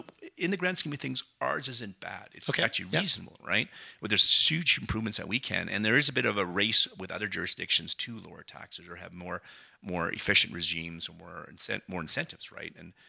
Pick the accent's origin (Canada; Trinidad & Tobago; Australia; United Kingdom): Canada; And as a Canadian, we don't think about moving to a different jurisdiction and a new job